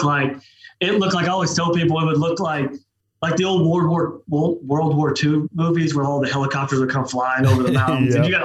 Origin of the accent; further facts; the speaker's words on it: Oklahoma, United States; So I'm from South Oklahoma, Eastern Oklahoma, just west of there.